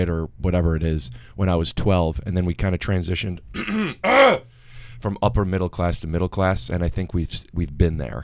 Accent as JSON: {"language": "English", "area": "Orange County", "region": "California", "country": "United States", "tie": "born or raised there", "said": "I was born in Orange County."}